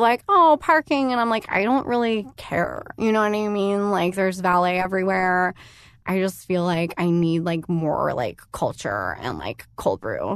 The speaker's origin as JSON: {"language": "English", "town": "San Diego", "region": "California", "country": "United States", "tie": "born or raised there", "also_born_or_lived": "Los Angeles", "moved": "yes", "said": "I went to elementary school down there"}